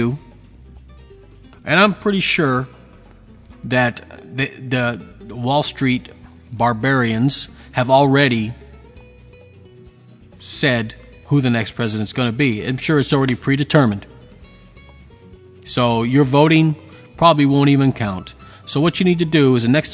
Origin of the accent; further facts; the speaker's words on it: Texas, United States; moved away; of the Libertarian Party of Texas, one of my home state